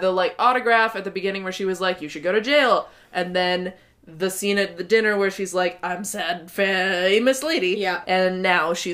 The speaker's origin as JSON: {"language": "English", "region": "England", "country": "United Kingdom", "said": "I'm English, and apparently nobody nobody climbs anything"}